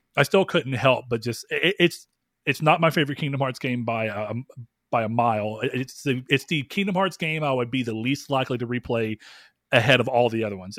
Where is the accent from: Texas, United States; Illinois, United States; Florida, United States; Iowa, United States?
Texas, United States; the South; accent: Southern; I live in the South and I don't ever think about the fact that I, I feel like I don't have at least a strong Southern accent